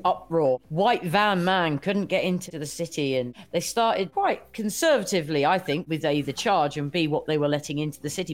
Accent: United Kingdom; I'm a Brit

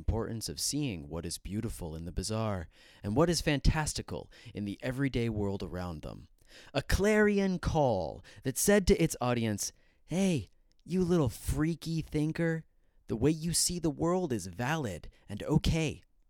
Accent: Arlington, Virginia, United States; I grew up in Virginia, just in the Washington, D.C. area, Arlington

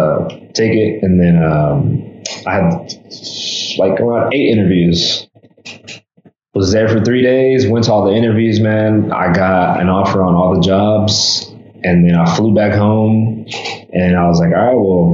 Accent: Mexico; I spoke Spanish, because I'm from Mexico

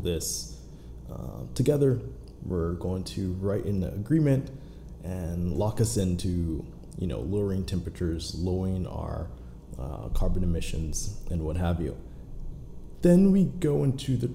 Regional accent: Pittsburgh, Pennsylvania, United States; I'm actually from Pittsburgh

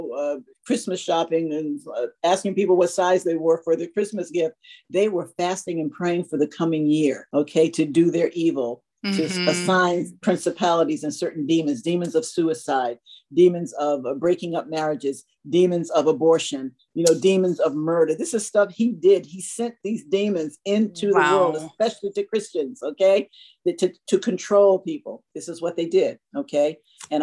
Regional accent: Connecticut, United States; also born or lived in Florida; God led me back to that town, my home, the state of Connecticut, where I'm from

